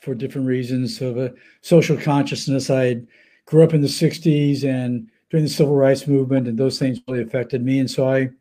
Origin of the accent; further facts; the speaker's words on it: Palm Springs, California, United States; I grew up in Palm Springs. That's my hometown